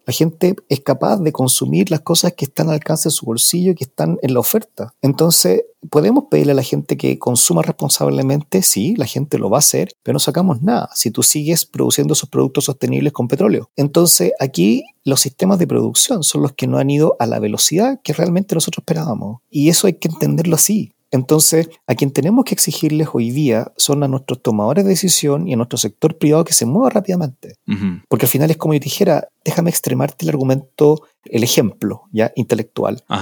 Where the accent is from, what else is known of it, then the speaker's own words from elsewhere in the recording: Chile; nosotros estamos aquí en Chile